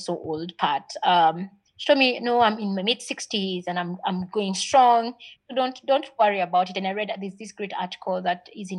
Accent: Nakuru, Nakuru County, Kenya; also born or lived in Mathare, Nairobi / Pangani, Nairobi; I was born in Mathare. Mm-hmm. I grew up in Nakuru

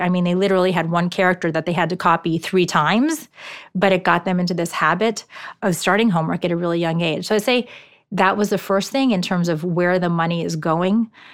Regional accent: New York City, New York, United States; first language Japanese; English is a second language; moved away as an adult; also born or lived in Hong Kong / Shanghai / Tokyo / Palo Alto; I'm originally from New York City

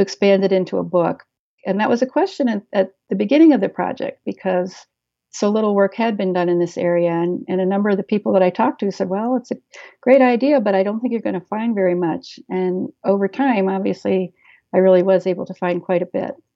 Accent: Maryland, United States; moved away as an adult; now in Wisconsin, United States; growing up in Maryland

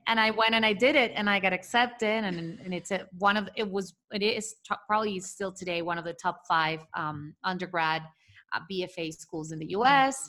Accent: Venezuela; moved away; growing up in Venezuela

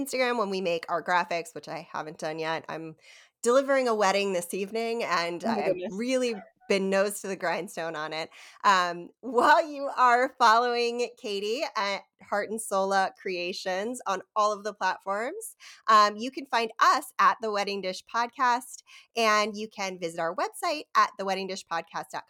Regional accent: Havre de Grace, Maryland, United States; I grew up in Havity Grace, Maryland

